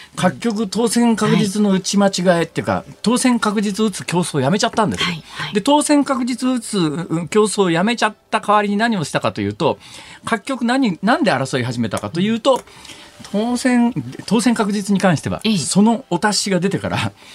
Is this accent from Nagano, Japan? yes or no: no; Hirakata, Osaka, Japan; 私本当の地元は大阪11区って言って、川挟んだ対岸の枚方の方なんですけど